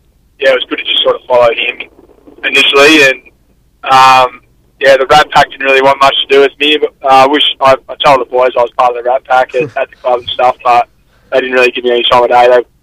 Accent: Drysdale, Victoria, Australia; also born or lived in Leopold; Three, I was staying in Drysdale and then was there till my later years in junior footy at Leopold

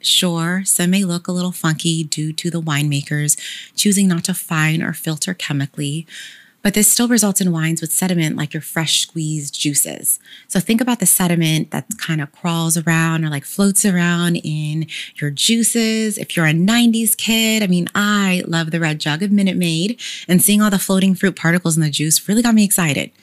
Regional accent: Sacramento, California, United States; I'm proudly from Sacramento and graduated from Sac State

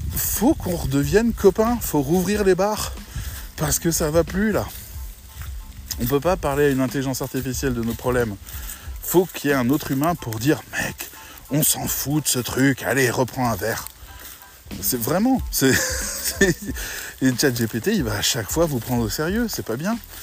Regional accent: France; on est des Français

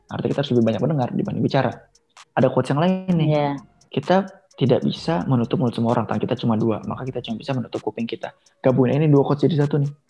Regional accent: Aceh, Indonesia; tapi kalau gue ya emang gue Aceh

